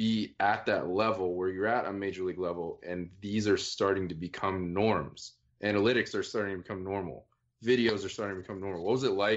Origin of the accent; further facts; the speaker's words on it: Northern Virginia, United States; now in Tempe, United States; we grew up in Northern Virginia together